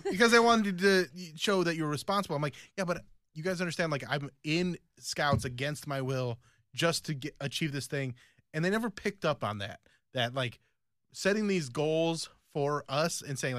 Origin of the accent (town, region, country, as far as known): United States; also born or lived in Philippines